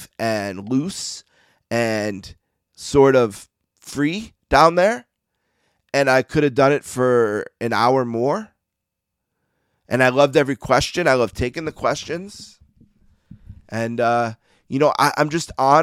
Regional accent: Buffalo, New York, United States; growing up in Buffalo

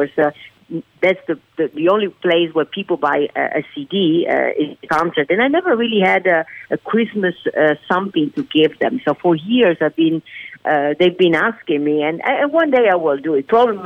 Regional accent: Venice, Veneto, Italy; now in United States; born and raised in Italy

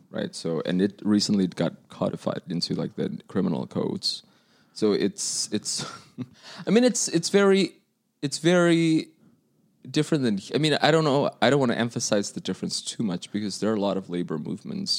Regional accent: Indonesia; now in United States; I'm from Indonesia

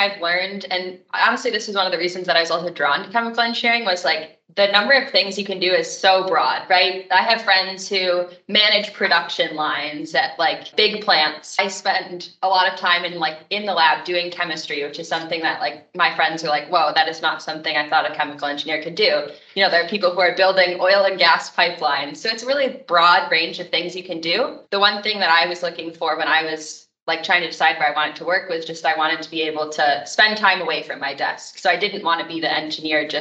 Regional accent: Michigan, United States; moved away as an adult; also born or lived in Indiana; I grew up in Michigan and I wanted to come back

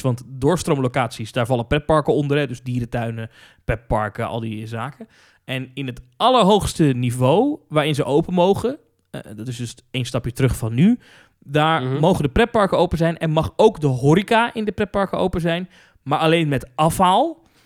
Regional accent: Netherlands; Als ik daar kom als Nederlander

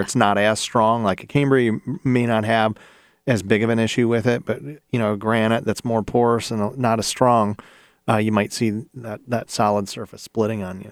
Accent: Ohio, United States; I'm from Ohio

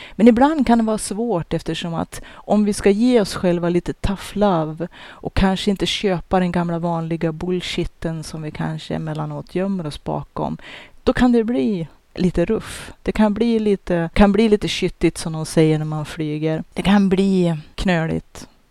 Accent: Norrland, Sweden; jag som norrlänning och den bakgrund som jag har, den uppfostran jag har

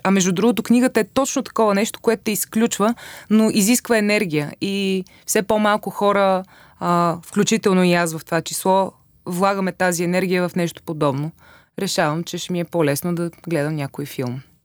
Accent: Vratsa, Vratsa Province, Bulgaria; moved away as an adult; се преместих от Враца, откъдето съм

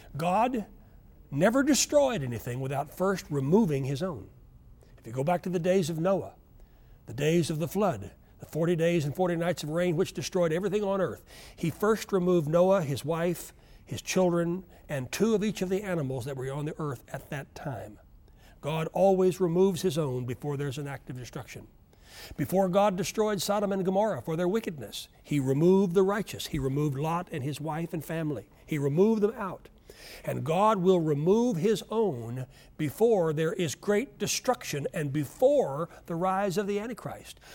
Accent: Oklahoma, United States; I grew up in Oklahoma where we never ever heard of, of earthquakes

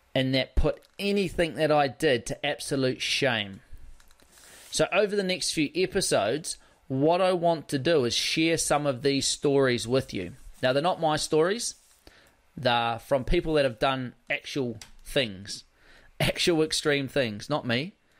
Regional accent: South Island, West Coast, New Zealand; growing up on the West Coast, where it's a pretty rugged environment on the West Coast of the South Island

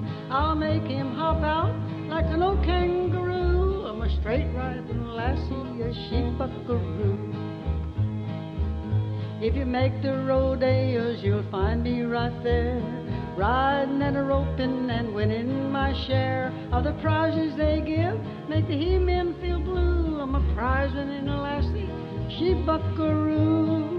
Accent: the South, United States; accent: Southern; Crooners, I just sang real Southern. I thought I'd lost my Southern accent, but I sure had it on that record.

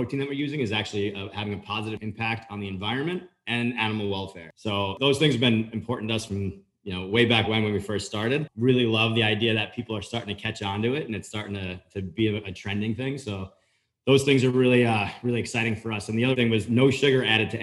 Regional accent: Long Island, near the Hamptons, New York, United States; moved away as an adult; also born or lived in Florida; I grew up right outside of the Hamptons up in Long Island

